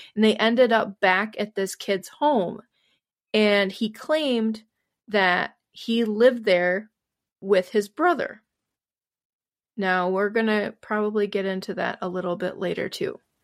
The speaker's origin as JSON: {"language": "English", "region": "Wisconsin", "country": "United States", "tie": "born or raised there", "said": "my home state of Wisconsin"}